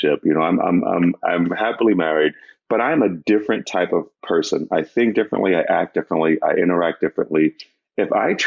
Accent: Northeast, United States; I'm from the Northeast

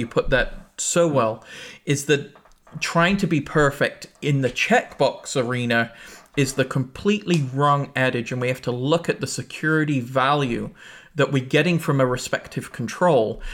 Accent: England, United Kingdom; now in United States; I grew up in England

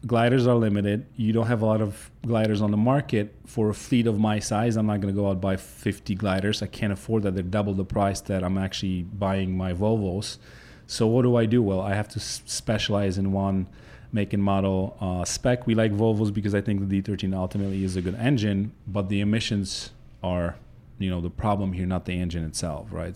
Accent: Poland; English is a second language; moved away as an adult; now in United States; I grew up in Poland, uh, up until I was nineteen

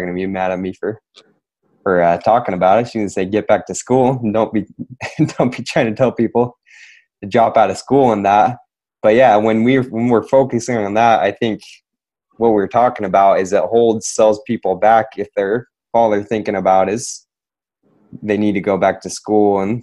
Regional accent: Utah, United States; moved away as an adult; now in California, United States; growing up in Utah

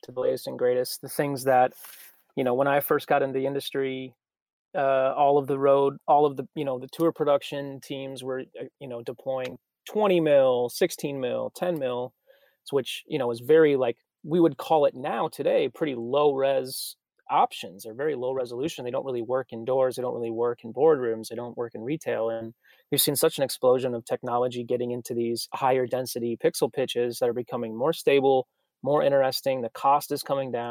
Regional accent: Minnesota, United States; also born or lived in Texas; now in Nashville, United States; I'm from Minnesota originally, so this is better than the snow that's all over my hometown

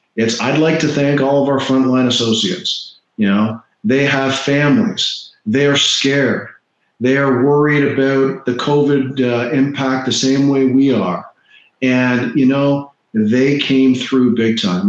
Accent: Toronto, Ontario, Canada; now in Florida, United States; I grew up in Toronto mm-hmm. and now I live in Florida.

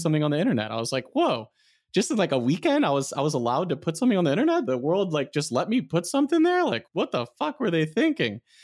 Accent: South Florida, United States; moved away as an adult; also born or lived in Michigan / San Francisco; now in Taiwan; I grew up in South Florida

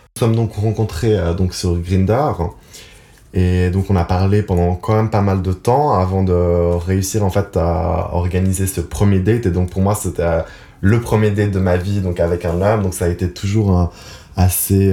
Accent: Geneva, Switzerland; je suis donc né à Genève. Donc j'ai passé toute ma vie à Genève

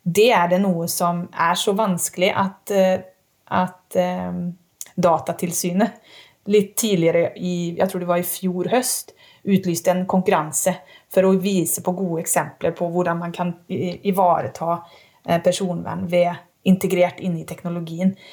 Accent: Sweden; also born or lived in Umeå; now in Norway; Og jeg er svensk.

